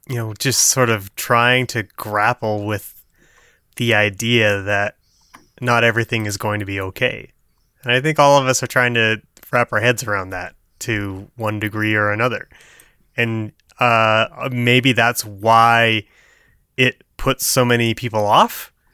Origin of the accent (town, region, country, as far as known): Canada